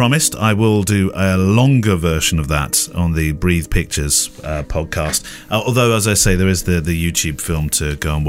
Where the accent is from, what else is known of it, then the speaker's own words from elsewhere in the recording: United States; now in Mexico City, Mexico; I'm originally from the States, been living the last 10 years in Mexico City, and I'm in the process of getting my documentary wedding photo business off the ground here.